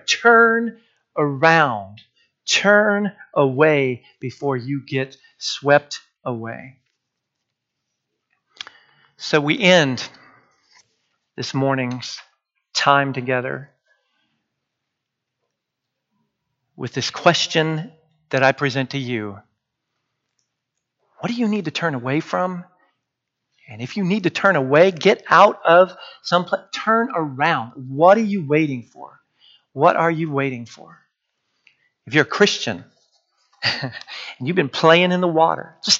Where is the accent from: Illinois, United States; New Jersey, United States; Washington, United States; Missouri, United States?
Washington, United States; growing up in Washington State